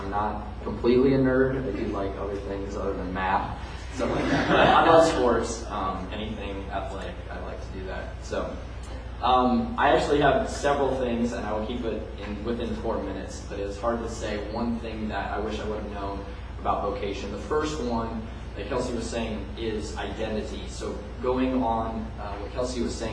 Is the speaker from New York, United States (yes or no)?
no; Indianapolis, Indiana, United States; now in Bloomington, United States; I am a native Hoosier. I'm from Indianapolis